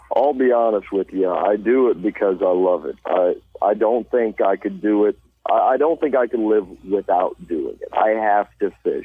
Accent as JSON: {"language": "English", "town": "Poplar Bluff", "region": "Missouri", "country": "United States", "tie": "born or raised there", "said": "I'm from Poplar Bluff, Missouri. Uh, I'm not from the city part. I'm up from W Highway. That's back up in the hills"}